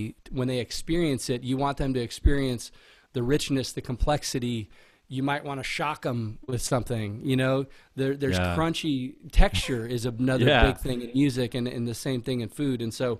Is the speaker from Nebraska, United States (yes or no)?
no; San Diego, California, United States; born there; also born or lived in Virginia Beach / Houston; And I was born in Miramar actually. Like he was based in San Diego when I was born, and then we moved to Virginia Beach and then to Houston.